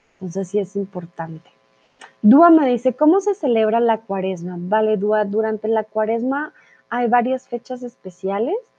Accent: Colombia; soy de Colombia

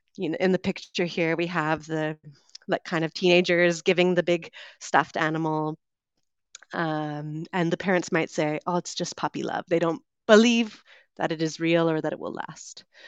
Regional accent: West Coast of Canada, Canada; moved away as an adult; also born or lived in London, United Kingdom; I'm originally from Canada. I grew up on the West Coast

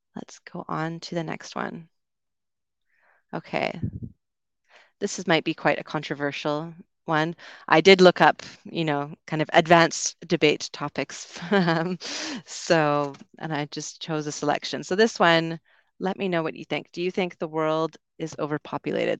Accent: Canada; moved away as an adult; also born or lived in United Kingdom; growing up in Canada

